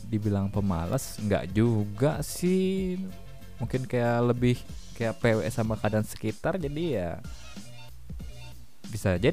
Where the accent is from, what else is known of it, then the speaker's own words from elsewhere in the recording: Jakarta, Indonesia; gue sebagai orang Jakarta pinggiran mungkin